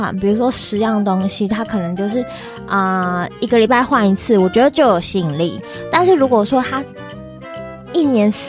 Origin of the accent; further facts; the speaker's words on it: Taiwan; 或是在地的 local 的，像我们台湾人这样子。